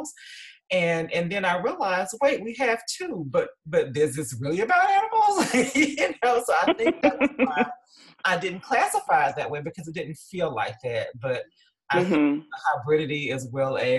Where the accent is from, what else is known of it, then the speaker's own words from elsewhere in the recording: Columbus, Georgia, United States; moved to Columbus, Georgia, which is where I'm from